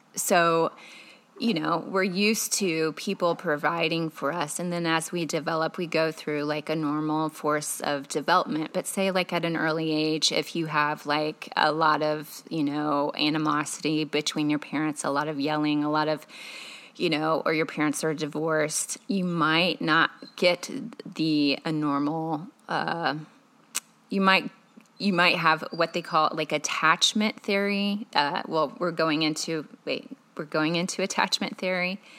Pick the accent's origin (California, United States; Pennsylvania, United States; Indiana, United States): Indiana, United States; Carmel; also born or lived in Chicago, Illinois; I was born in Chicago, Illinois, and then when I was three, I grew up in Carmel, Indiana